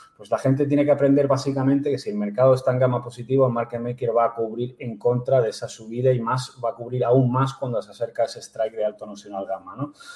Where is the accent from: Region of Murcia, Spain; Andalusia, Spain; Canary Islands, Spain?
Canary Islands, Spain; yo soy nacido en Canarias, o sea que podría decir que yo me siento canario